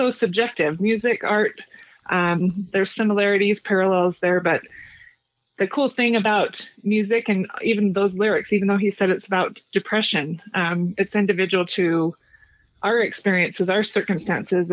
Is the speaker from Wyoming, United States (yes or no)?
yes; Cheyenne, Wyoming, United States; from Cheyenne